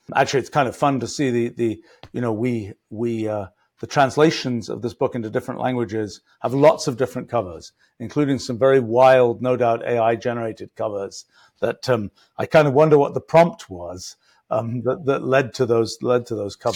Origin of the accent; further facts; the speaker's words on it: England, United Kingdom; I was graduating from English elementary school